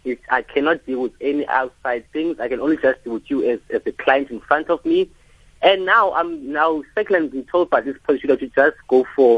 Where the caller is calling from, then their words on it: Qebega, South Africa; So, I'm from Qebega, right?